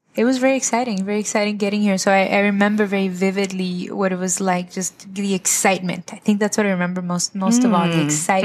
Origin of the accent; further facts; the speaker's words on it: Zacapu, Michoacán, Mexico; now in United States; Well, I'm originally from Zacapu, Michoacán. Zacapu is a small town in the state of Michoacán, wow, in Mexico.